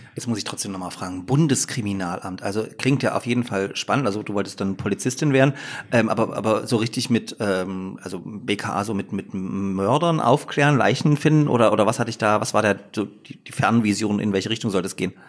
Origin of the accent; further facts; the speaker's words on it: Upper Lusatia, Saxony, Germany; moved away as an adult; also born or lived in Leipzig; Ich bin ja sozusagen in Oberlausitz geboren und da war Dresden einfach nie eine Option, dort zu studieren, weil einfach äh, das zu nah gewesen wäre an der Familie